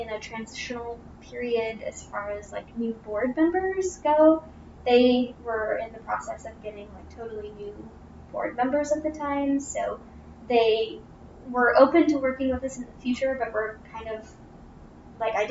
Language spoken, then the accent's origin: English; Bloomington, Indiana, United States; also born or lived in Disney World, Florida; now in Lafayette, United States; I'm actually from Bloomington, Indiana